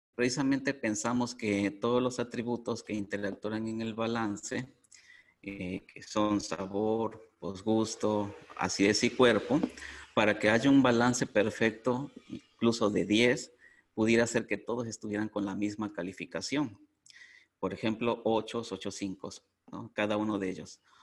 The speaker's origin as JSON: {"language": "Spanish", "country": "Mexico", "said": "soy de México"}